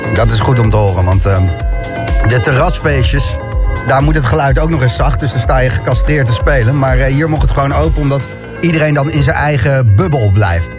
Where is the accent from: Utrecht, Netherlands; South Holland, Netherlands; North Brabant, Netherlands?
South Holland, Netherlands; Zoetermeer; Ik ben in Zoetermeer opgegroeid